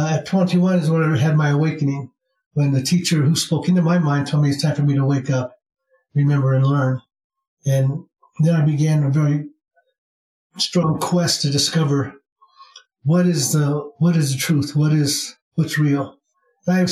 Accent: Iowa, United States; moved away as an adult; now in Sedona, United States; I was born in the Midwest in the state of Iowa

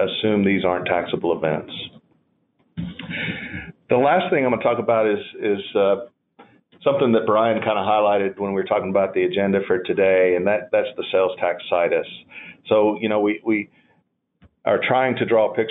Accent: North Carolina, United States; I am from North Carolina

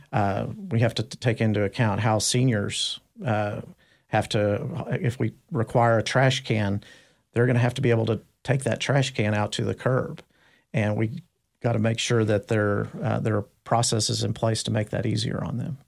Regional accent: Dallas, Texas, United States; I, I grew up in North Dallas. I went to school in, uh, Richardson, I S D

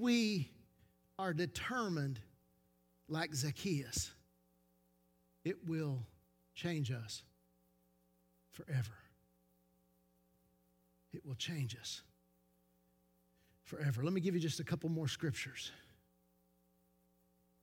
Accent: Knoxville, Tennessee, United States; we come from South Knoxville, have a bad reputation because South Knoxville is the scruffiest of the scruffy city

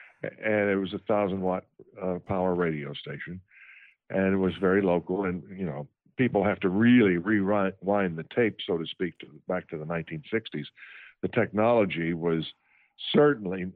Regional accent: Texas, United States; moved away; also born or lived in Memphis / Washington / New York; I'm a Texas native. I was born and raised in Texas.

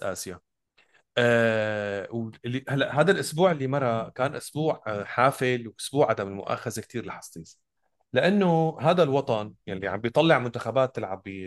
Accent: Damascus, Damascus Governorate, Syria; انا بالنهايه ابن الشام انتمي للشام مدينتي

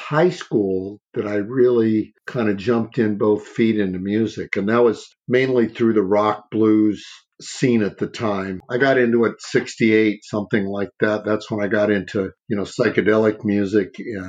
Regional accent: Los Angeles, California, United States; also born or lived in New Haven, Connecticut; I was raised in Los Angeles, and then I moved up to the Bay when I was about 17, 18 years old.

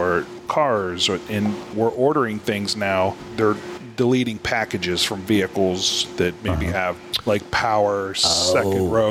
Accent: Youngstown, Ohio, United States; born and raised in the Valley, went to Canfield High School

